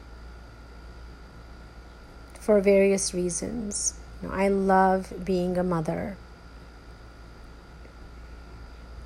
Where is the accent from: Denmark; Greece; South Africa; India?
India; moved away; how I was raised in India, the values that were instilled in me, the limitations of how I was parented in India